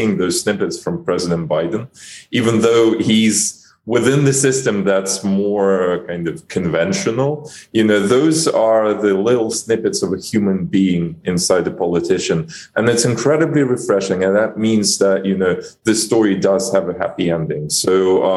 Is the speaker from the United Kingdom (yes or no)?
no; Ukraine